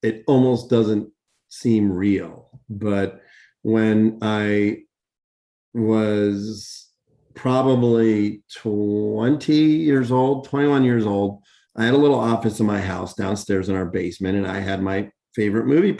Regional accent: Pittsburgh, Pennsylvania, United States; growing up in Pittsburgh and Chiller Theater and Bill Cardill every Saturday night

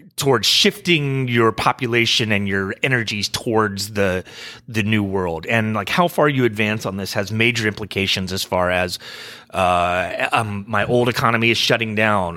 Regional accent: United States; I'm an American

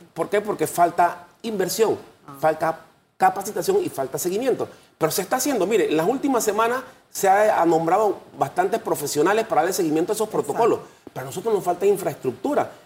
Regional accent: Panama; nosotros como panameños

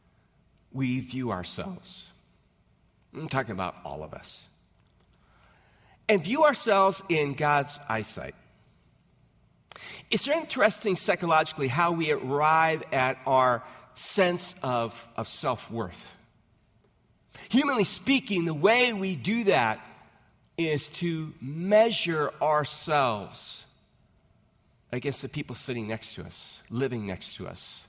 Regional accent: United States

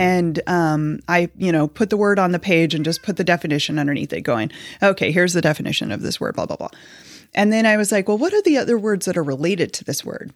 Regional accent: Kansas City, United States; moved away as an adult; also born or lived in Fishers, Indiana; we were actually born and raised in Kansas City, um, lived there for the majority of my life

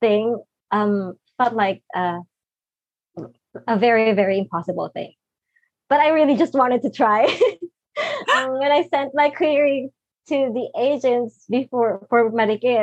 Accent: Philippines; I'm from the Philippines and I'm not in the US

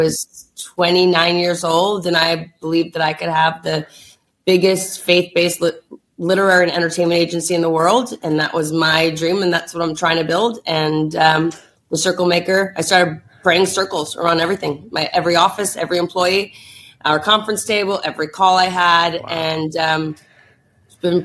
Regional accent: New Jersey, United States; We're also from Jersey

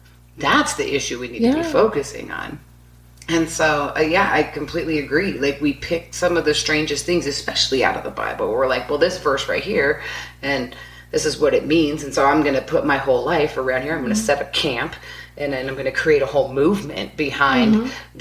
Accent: West Coast, United States; I grew up on the West Coast

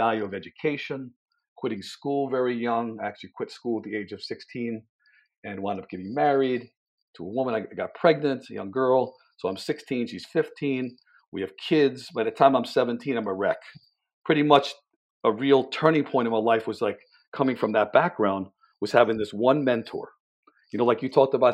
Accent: Jersey City, New Jersey, United States; growing up in Jersey City in a low middle class family

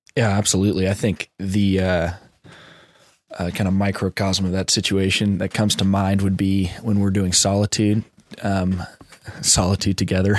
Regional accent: Orlando, Florida, United States; I grew up in South Orlando, and I'm now living in North Orlando

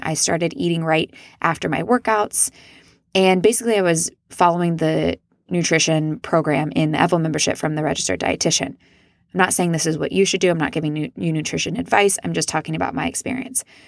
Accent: Midwest, United States; I was raised in the Midwest where it's not very polite to talk about yourself

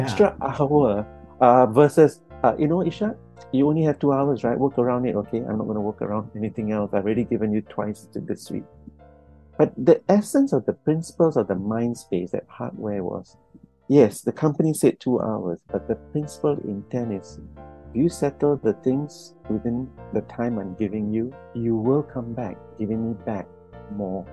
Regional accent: Singapore; me being from Singapore, going over to Sweden

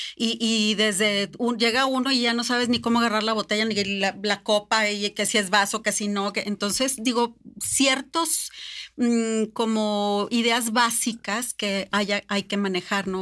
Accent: Mexico; Nosotros como mexicanos

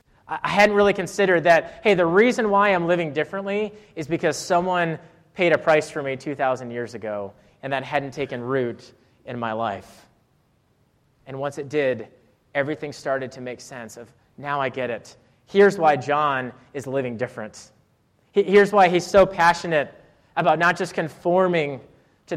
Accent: Rhode Island, United States; moved away as an adult; also born or lived in Clemson, South Carolina; I was from Rhode Island. I'd never seen camo gear

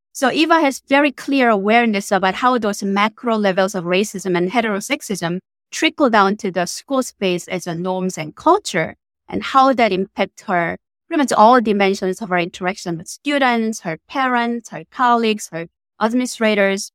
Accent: South Korea; moved away as an adult; now in United States; I was born and raised in South Korea in a teacher family

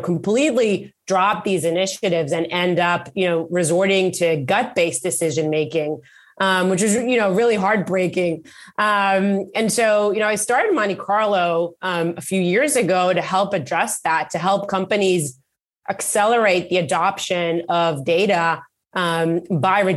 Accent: Israel; moved away as an adult; now in Bay Area, United States; I was born and raised in Israel, started my career in the Israeli Air Force

